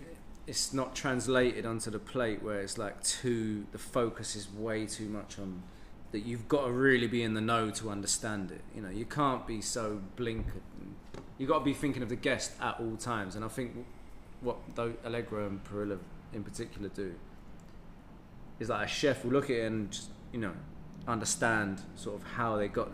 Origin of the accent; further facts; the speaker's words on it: London, United Kingdom; I mean, I'm from London, I was born here.